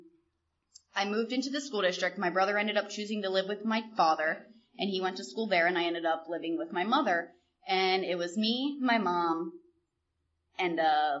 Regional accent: York, Pennsylvania, United States; I grew up in York, Pennsylvania, to a beautiful family, wonderful, loving family

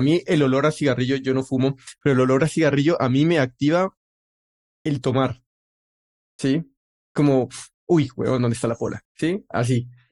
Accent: Colombia

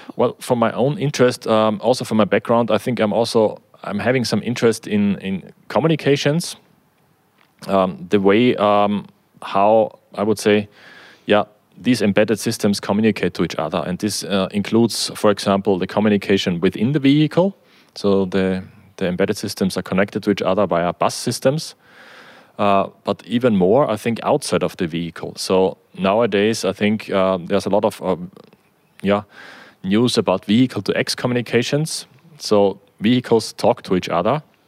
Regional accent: Austria; also born or lived in Germany

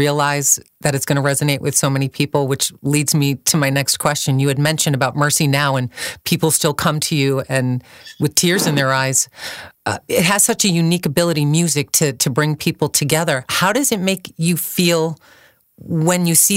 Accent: Boston, Massachusetts, United States; I'm from Boston as well

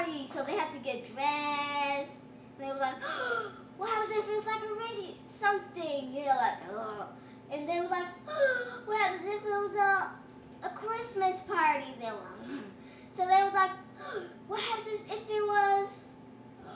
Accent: United States; I'm actually from the United States

